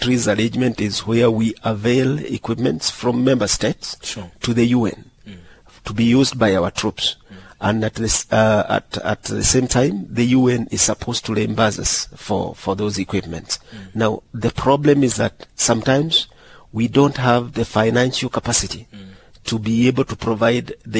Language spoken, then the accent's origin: English; Kenya; I'm from Kenya.